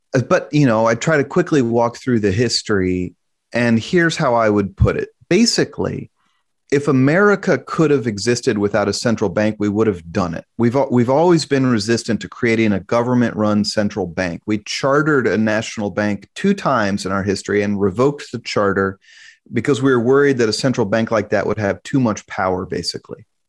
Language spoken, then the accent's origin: English; Kansas City, Missouri, United States; born and raised in Kansas City